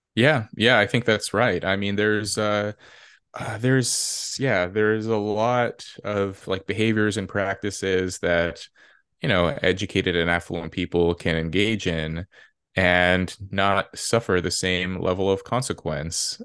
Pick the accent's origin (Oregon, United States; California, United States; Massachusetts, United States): California, United States; Red Bluff; moved away; I grew up in Red Bluff, California